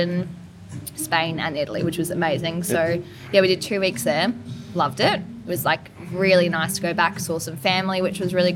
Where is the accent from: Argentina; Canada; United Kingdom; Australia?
Australia; Melbourne, Victoria; moved away as an adult; also born or lived in Adelaide; so I grew up in Melbourne